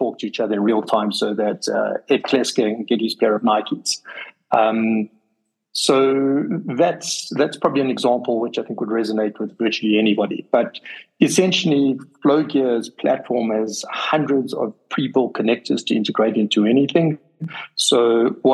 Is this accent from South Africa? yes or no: yes; South Africa; being a South African